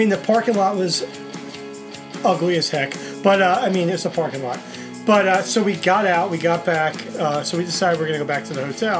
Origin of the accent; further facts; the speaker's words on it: New Jersey, United States; I'm from New Jersey.